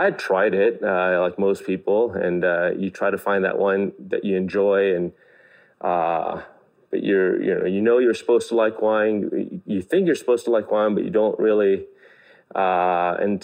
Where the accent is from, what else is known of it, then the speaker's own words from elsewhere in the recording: Gonzales, California, United States; also born or lived in Greenfield, California; growing up in Gonzales and Greenfields, basically the Salinas Valley